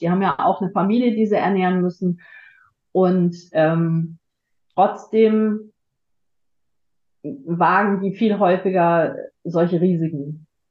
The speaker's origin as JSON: {"language": "German", "town": "Frankfurt", "region": "Hesse", "country": "Germany", "said": "ich komme aus Frankfurt"}